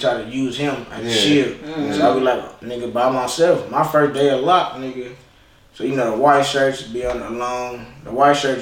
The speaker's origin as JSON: {"language": "English", "region": "California", "country": "United States", "tie": "born or raised there", "also_born_or_lived": "Memphis, Tennessee", "moved": "yes", "said": "I'm from California or just born and raised California"}